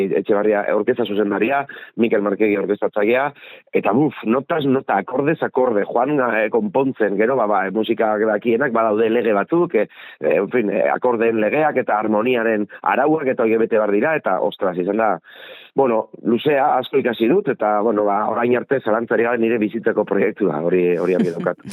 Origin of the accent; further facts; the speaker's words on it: Bergara, Basque Country, Spain; bergararra naiz baina nire familia ardia Donostiarra